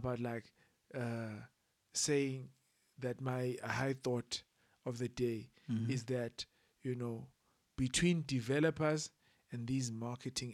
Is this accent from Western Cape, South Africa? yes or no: no; Eastern Cape, South Africa; moved away; I was born in the Eastern Cape and comfortably living